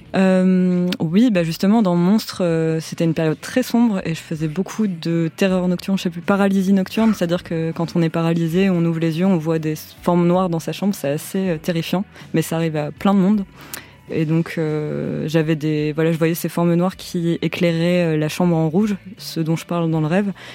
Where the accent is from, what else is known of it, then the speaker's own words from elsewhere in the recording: France; en grandissant en France